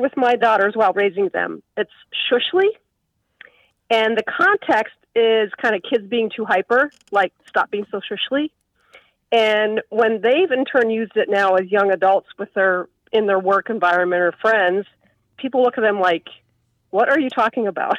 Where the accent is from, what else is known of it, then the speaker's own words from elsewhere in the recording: South Central Pennsylvania, United States; now in Wisconsin, United States; I was raised in South Central Pennsylvania.